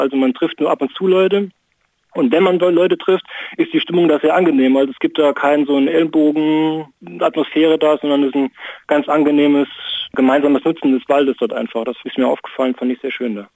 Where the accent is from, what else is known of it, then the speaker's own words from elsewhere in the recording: Saarland, Germany; also born or lived in Saarbrücken; now in Bremen, Germany; ich komme ursprünglich aus dem Saarland, äh, habe in Saarbrücken lange Zeit gewohnt